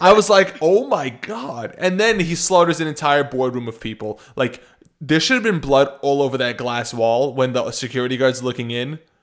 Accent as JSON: {"language": "English", "country": "United States", "said": "I'm American"}